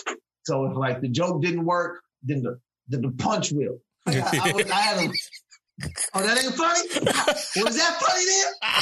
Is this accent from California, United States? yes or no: yes; Sacramento, California, United States; born or raised there; also born or lived in San Francisco